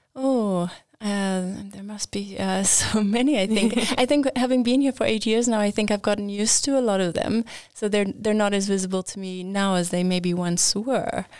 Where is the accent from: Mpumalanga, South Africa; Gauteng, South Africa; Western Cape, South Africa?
Gauteng, South Africa; Johannesburg; moved away as an adult; now in Linköping, Sweden; I am from South Africa. I grew up in Johannesburg and, uh, studied there